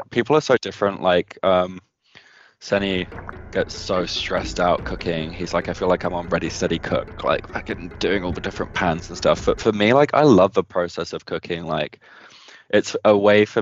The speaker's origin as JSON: {"language": "English", "country": "United Kingdom", "moved": "as an adult", "lives_now": "New Zealand", "said": "I miss being around British people as well"}